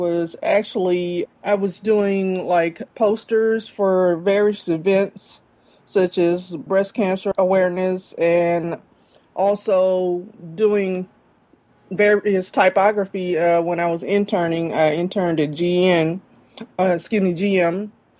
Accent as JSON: {"language": "English", "town": "Jackson", "region": "Mississippi", "country": "United States", "tie": "born or raised there", "also_born_or_lived": "Guam / Germany", "said": "I grew up in Jackson, Mississippi."}